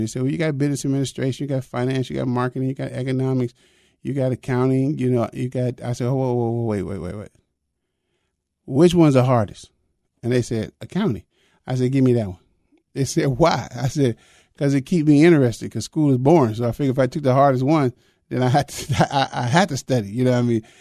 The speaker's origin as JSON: {"language": "English", "region": "the North", "country": "United States", "tie": "born or raised there", "said": "I was raised in the North, but I was raised Southern"}